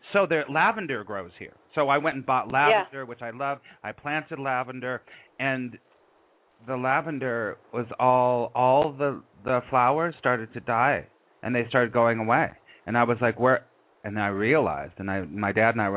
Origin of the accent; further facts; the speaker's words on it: Los Angeles, California, United States; moved away as an adult; also born or lived in New York; I was raised in Los Angeles